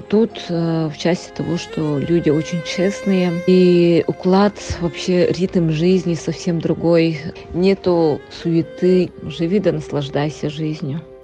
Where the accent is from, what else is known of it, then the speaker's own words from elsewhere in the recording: Antonovka, Sakha Republic, Russia; moved away as an adult; also born or lived in Yakutsk; now in Dubai, United Arab Emirates; Я родом из Нербинского луса, э, село Антоновка. Я родилась и выросла там.